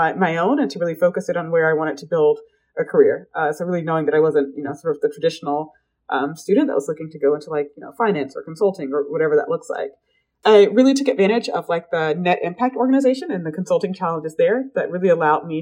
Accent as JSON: {"language": "English", "town": "Atlanta", "region": "Georgia", "country": "United States", "tie": "born or raised there", "said": "I grew up in Atlanta. I like to say it's like the area that … raps about"}